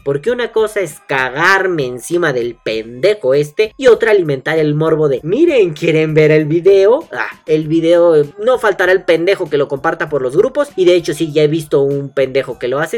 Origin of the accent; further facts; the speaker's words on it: Mexico; como mexicanos